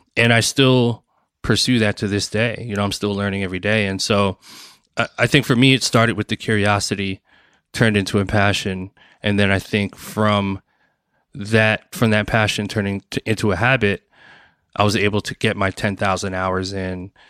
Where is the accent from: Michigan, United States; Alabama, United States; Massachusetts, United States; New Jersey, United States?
New Jersey, United States; Bloomfield; also born or lived in Newark, New Jersey; I was born and raised in New Jersey, um, Newark, New Jersey, and, um, and then most of my childhood, I was in Bloomfield, New Jersey